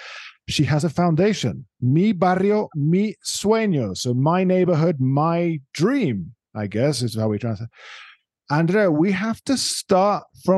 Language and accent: English; Netherlands; accent: Dutch; English is a second language; Now, for those of you maybe who don't get my Dutch accent